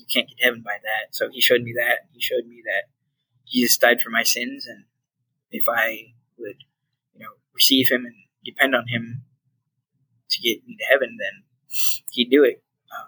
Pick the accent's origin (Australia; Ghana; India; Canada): Ghana; My parents were called to be missionaries to Ghana, West Africa. And so that's where I grew up. I grew up in Africa, and it was exciting.